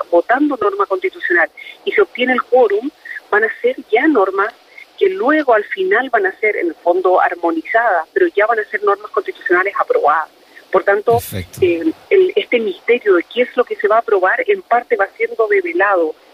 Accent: Biobío, Chile; Yo soy un habitante del Bío, mi corazón está aquí, mi vida está acá.

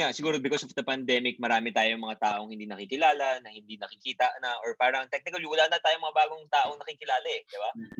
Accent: Bicol Region, Philippines; we grew up sa Bicol

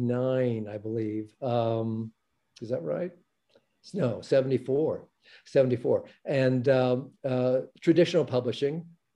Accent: Los Angeles, California, United States; So I was born in Los Angeles.

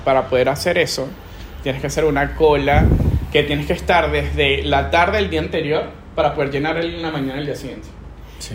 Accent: Venezuela; now in Peru; yo me voy a regresar a mi país y voy a conseguir trabajo de una vez. O sea, yo me sentía turista en mi país

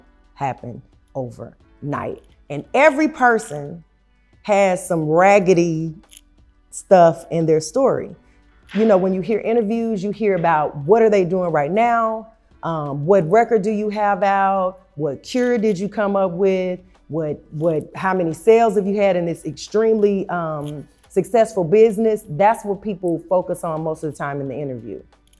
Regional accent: Tulsa, Oklahoma, United States; I was born and raised in Tulsa, Oklahoma.

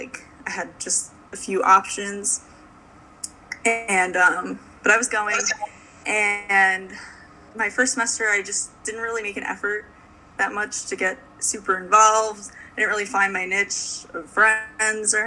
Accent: Long Island, New York, United States; I'm from Long Island

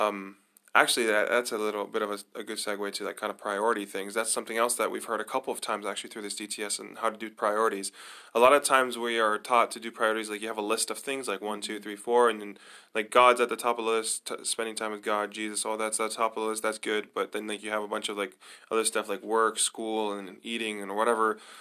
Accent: Nazareth, Northern District, Israel; also born or lived in United States; I grew up in Israel. I grew up in Nazareth.

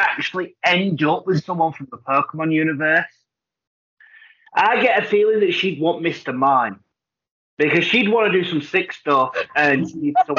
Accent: United Kingdom; I'm going to say, you forgot I'm British.

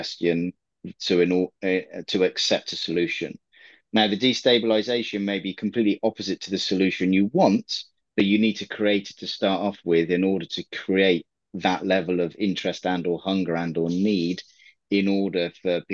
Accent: England, United Kingdom; I'm an English guy

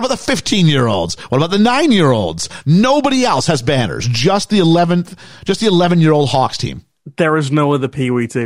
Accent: England, United Kingdom; I was from England, so I couldn't skate worth a lick.

